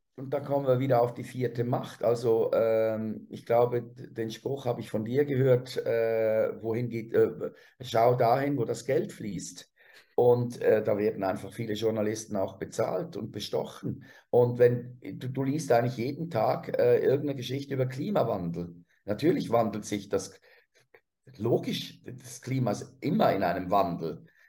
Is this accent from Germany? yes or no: no; Switzerland; als Schweizer